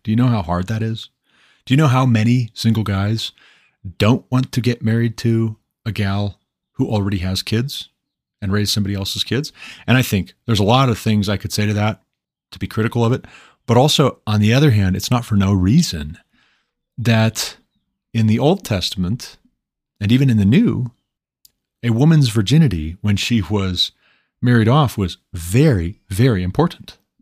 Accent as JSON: {"language": "English", "region": "Montana", "country": "United States", "tie": "born or raised there", "moved": "as an adult", "said": "move back to my home state of Montana"}